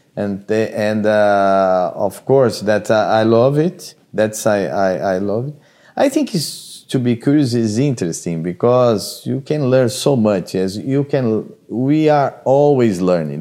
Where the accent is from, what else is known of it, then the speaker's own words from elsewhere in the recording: Brazil; moved away; I came from Brazil.